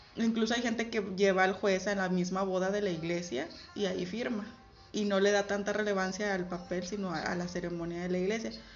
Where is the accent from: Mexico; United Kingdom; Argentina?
Mexico; Camargo; moved away; de donde yo vengo, como es algo muy pequeño